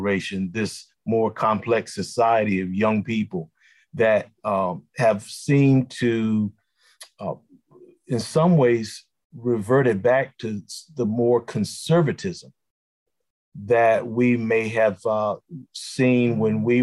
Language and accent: English; Rocky Mount, North Carolina, United States; growing up in Rocky Mount, North Carolina